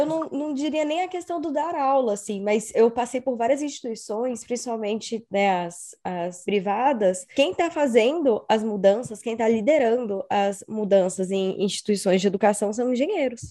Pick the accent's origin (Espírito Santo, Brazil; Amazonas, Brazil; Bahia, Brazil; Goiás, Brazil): Espírito Santo, Brazil; moved away as an adult; also born or lived in Belo Horizonte; Eu sou capixaba, sou do Espírito Santo